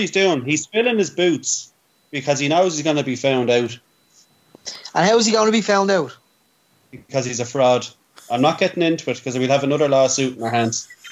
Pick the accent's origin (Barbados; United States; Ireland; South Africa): Ireland; as Irish people